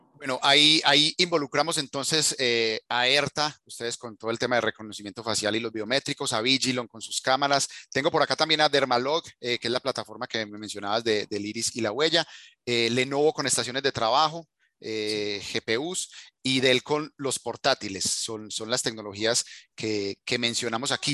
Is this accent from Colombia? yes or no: yes; Colombia; yo soy colombiano